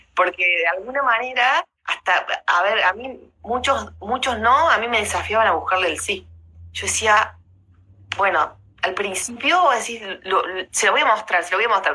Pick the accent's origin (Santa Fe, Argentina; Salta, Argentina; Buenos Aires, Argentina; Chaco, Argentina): Santa Fe, Argentina; Rosario; yo también soy de Rosario, nací en Rosario